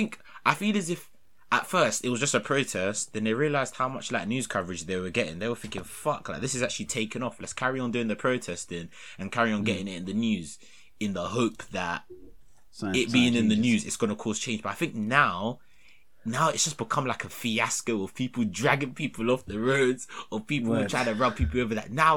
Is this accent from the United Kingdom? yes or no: yes; United Kingdom; I'm British.